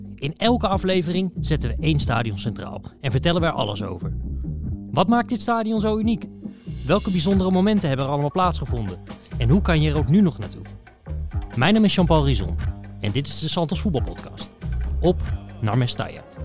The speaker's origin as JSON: {"language": "Dutch", "country": "Netherlands", "said": "als Nederlander"}